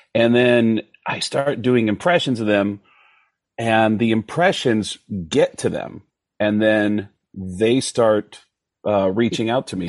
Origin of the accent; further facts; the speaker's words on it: New York, United States; kid growing up in New York in the 70s